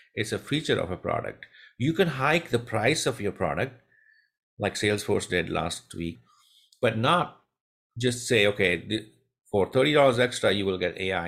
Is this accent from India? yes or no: yes; India; moved away as an adult; now in United States; I'm born and raised in India